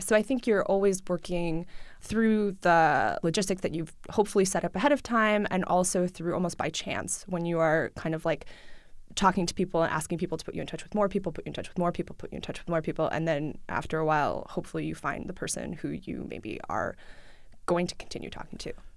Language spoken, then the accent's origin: English; New York City, New York, United States; first language Russian; English is a second language; moved away as an adult; also born or lived in Midwest; I grew up in New York City. I grew up with my mom. I went to public school. I speak Russian at home, uh, with my family. I learned English in school.